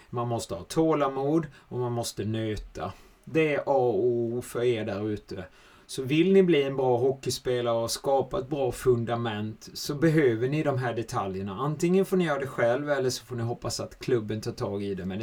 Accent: Switzerland; Men det är ju ett tufft klimat och det var inte lätt heller som schweizare att komma dit.

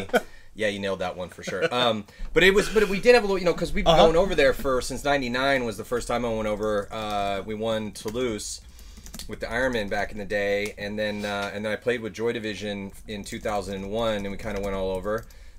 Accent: San Diego, California, United States; So I grew up on Tech Lodi Canyon in here in San Diego

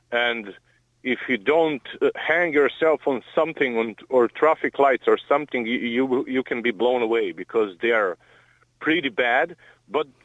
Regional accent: Croatia; English is a second language; now in Ireland; I'm I'm from Croatia

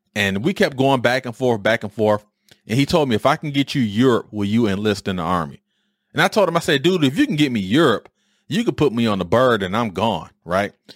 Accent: Detroit, Michigan, United States; I am from these streets. I understand Detroit, right? I am in, I am the epitome of Detroit.

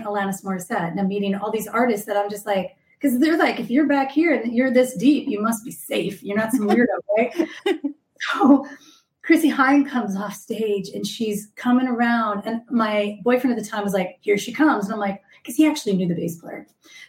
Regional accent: Austin, Texas, United States; I'm from Austin. I lived in Austin in the music scene for 10 years.

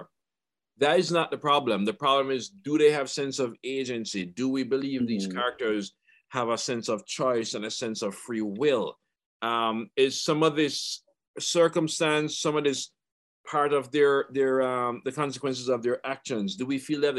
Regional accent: Jamaica; as a Jamaican student and a Jamaican

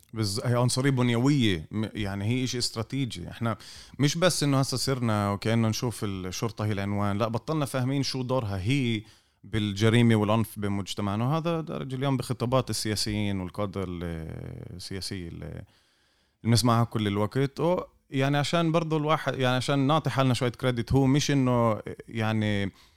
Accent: Israel; انا كفلسطيني من الداخل

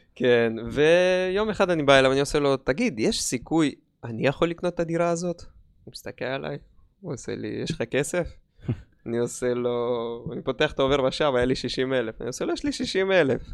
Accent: Dimona, Southern District, Israel; במקור אני דימונאי

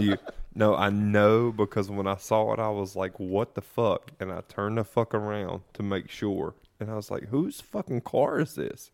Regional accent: about thirty miles east of Raleigh, North Carolina, United States; accent: southern; We're about thirty miles east of Raleigh

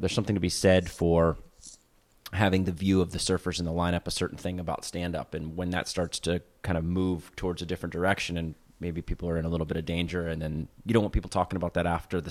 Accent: Gainesville, Florida, United States; I grew up in Gainesville, Florida, but I surfed in St. Augustine, Florida

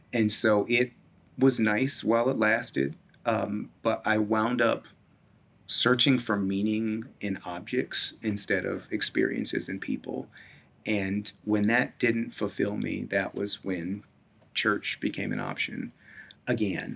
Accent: Hartford, Connecticut, United States; moved away as an adult; also born or lived in Roper, North Carolina / Washington, District of Columbia, United States; now in Minneapolis, United States; that was a predominantly Black congregation I was raised in Hartford

